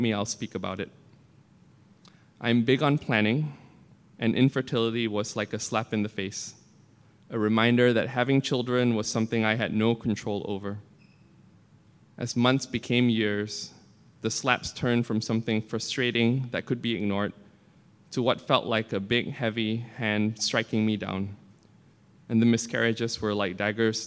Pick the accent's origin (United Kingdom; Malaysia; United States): Malaysia; moved away; I grew up in Malaysia, a Muslim majority apartheid state